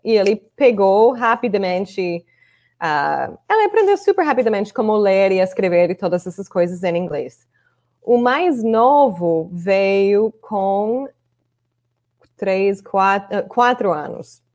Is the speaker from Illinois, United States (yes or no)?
yes; Chicago, Illinois, United States; accent: Chicago; Portuguese is a second language; moved away as an adult; also born or lived in Brazil; now in Orlando, United States; onde eu cresci, em Chicago